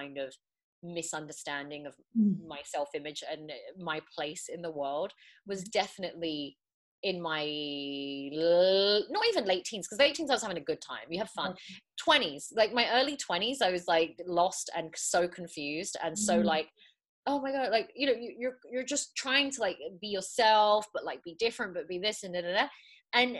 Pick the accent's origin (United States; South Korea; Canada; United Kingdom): United Kingdom; England; also born or lived in Morocco (ancestry); in England, you know, I know that my identity isn't British. Like, I'm British by birth, but not British by ethnicity